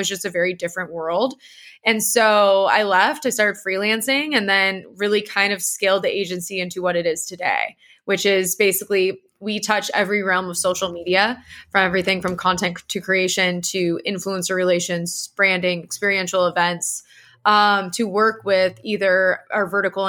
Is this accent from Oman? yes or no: no; San Diego, California, United States; And, you know, I came from San Diego